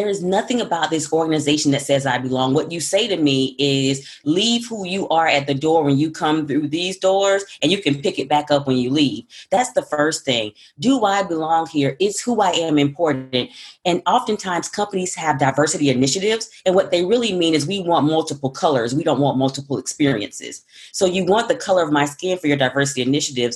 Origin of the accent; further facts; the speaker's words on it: the South, United States; accent: Southern; I'm a Southerner